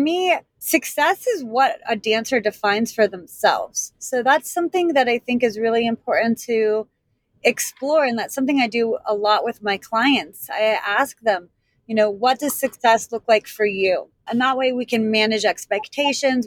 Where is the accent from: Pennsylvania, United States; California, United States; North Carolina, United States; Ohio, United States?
Pennsylvania, United States; Pittsburgh; also born or lived in Washington, D.C.; now in Savannah, United States; I was born and raised in Pittsburgh, and that's where I danced.